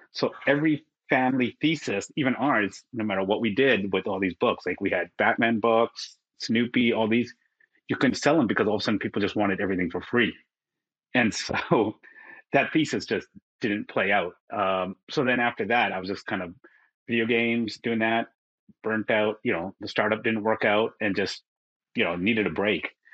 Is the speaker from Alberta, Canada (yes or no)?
no; Vancouver, British Columbia, Canada; moved away as an adult; now in Singapore; I'm from Vancouver originally. So now I live in Singapore